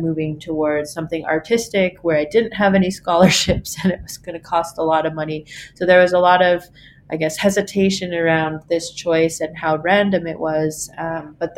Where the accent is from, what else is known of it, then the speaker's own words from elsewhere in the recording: Mississauga, Ontario, Canada; I was born in Mississauga, Ontario, and I grew up there for a good chunk of my life